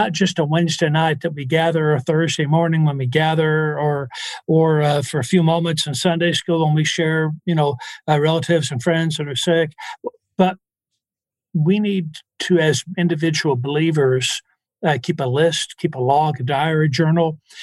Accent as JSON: {"language": "English", "region": "the South", "country": "United States", "said": "in the South, we use prayer for thinking"}